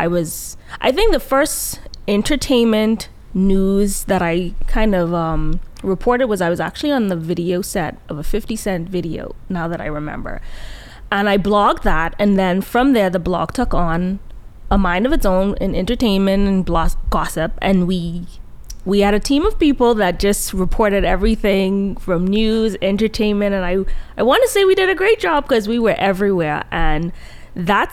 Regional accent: Nassau, New Providence, Bahamas; moved away as an adult; also born or lived in New York City, United States; I was born and raised in the Bahamas, Nassau, but I also have Jamaican roots.

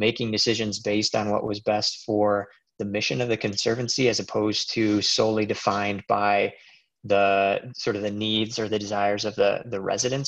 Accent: Decorah, Iowa, United States; moved away as an adult; now in Virginia, United States; I grew up in Decorah, which is where Seed Savers is

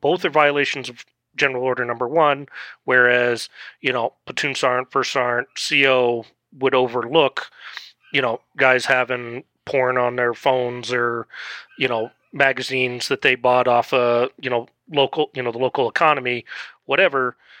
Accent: Netherlands; now in Colorado, United States; I grew up in the Netherlands

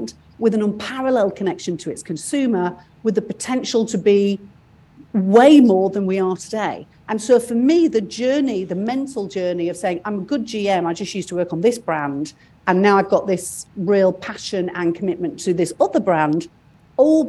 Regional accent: United Kingdom; moved away; I'm British

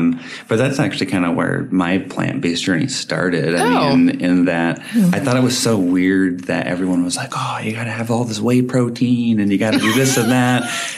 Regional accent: Anchorage, Alaska, United States; I was born and raised here. I am born and raised here

